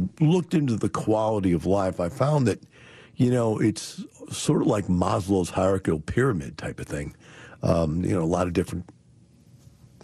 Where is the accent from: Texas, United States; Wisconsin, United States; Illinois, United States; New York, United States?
Wisconsin, United States; Madison; I grew up in Madison, Wisconsin during the Vietnam War